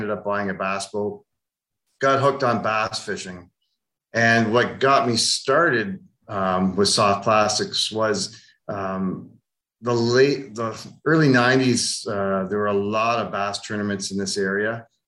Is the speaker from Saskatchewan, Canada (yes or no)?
no; Ontario, Canada; also born or lived in Germany; Yeah. I moved to Canada when I was 2, so I was told, and moved all around Ontario. My dad worked retail and in management, and we just moved all around Ontario and settled in southern Ontar